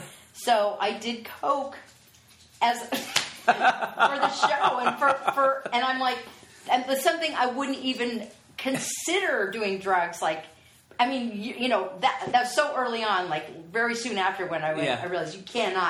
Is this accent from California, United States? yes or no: yes; the Valley, California, United States; accent: Valley Girl; I grew up in the Valley.